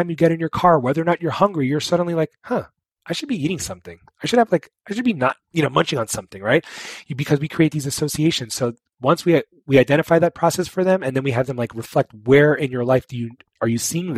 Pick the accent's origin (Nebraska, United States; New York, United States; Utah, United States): New York, United States; I'm from New York